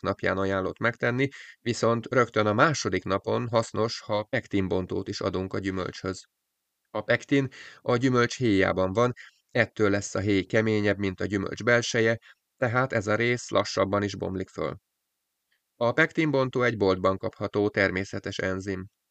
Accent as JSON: {"language": "Hungarian", "country": "Hungary", "said": "Vidéki kis településről származom"}